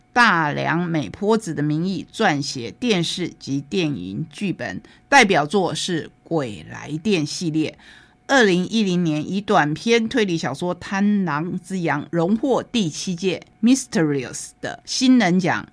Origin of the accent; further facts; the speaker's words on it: Taitung County, Taiwan; 说到了很多很多我们台东人熟悉的医生